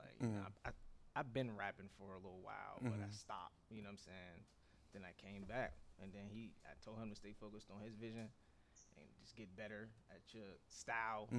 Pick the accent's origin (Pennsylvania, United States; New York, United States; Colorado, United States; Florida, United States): Pennsylvania, United States; Pittsburgh; I'm from Muller Projects, Hilltop.